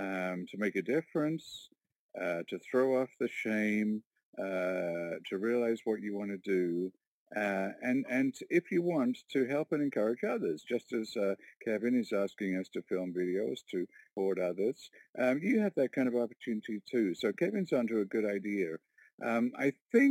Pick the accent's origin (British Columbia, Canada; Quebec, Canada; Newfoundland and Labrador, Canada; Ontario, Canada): Ontario, Canada; Warkworth